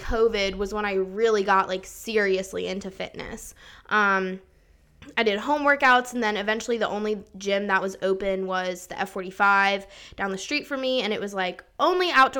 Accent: outside Philadelphia, Pennsylvania, United States; moved away as an adult; also born or lived in Germany; now in Charleston, United States; grew up right outside of Philly, and now I go to the College of Charleston

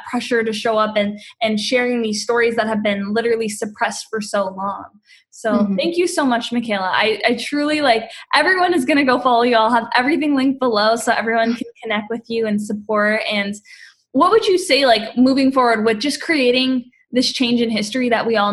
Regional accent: Canada; I'm Canadian.

